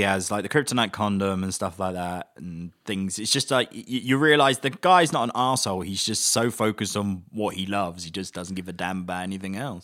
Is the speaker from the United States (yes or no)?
no; England, United Kingdom; as an Englishman